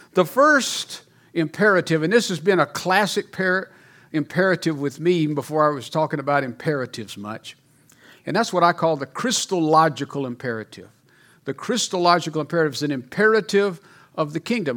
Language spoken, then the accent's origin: English; Mississippi, United States; moved away as an adult; also born or lived in Louisiana; now in Colorado, United States; I'm from Louisiana, even though I was raised in Mississippi.